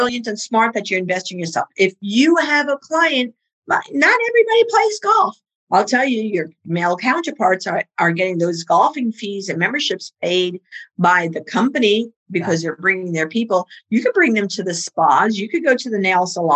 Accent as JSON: {"language": "English", "town": "New York City", "region": "New York", "country": "United States", "accent": "Bronx", "said": "My Bronx accent"}